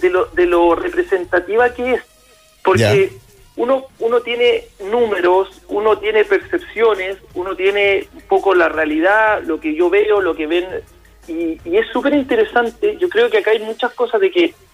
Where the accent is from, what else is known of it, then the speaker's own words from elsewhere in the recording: Chile; hay muchas cosas en las que Chile estamos en pañales.